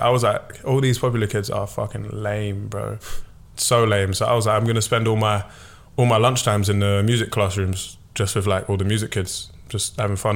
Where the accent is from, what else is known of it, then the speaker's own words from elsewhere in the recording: London, United Kingdom; I'm from South London